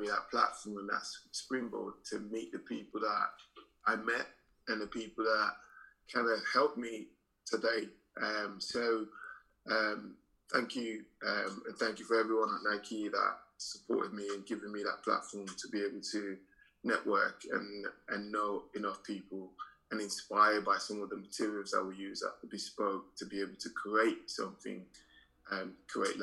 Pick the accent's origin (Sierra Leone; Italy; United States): Sierra Leone; now in London, United Kingdom; I'm from Sierra Leone.